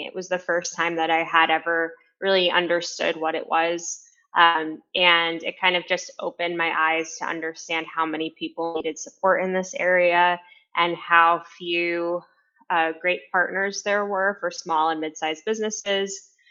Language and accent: English; New York City, New York, United States; I'm originally from New York City. Uh, grew up in a Hispanic Latin American family